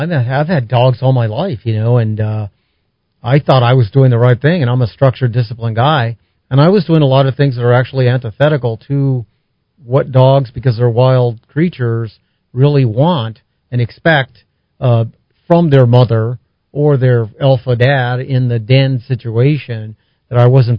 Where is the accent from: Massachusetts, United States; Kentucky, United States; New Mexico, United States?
New Mexico, United States; Albuquerque; when I grew up on South Broadway, kind of a blighted area of Albuquerque back then and even now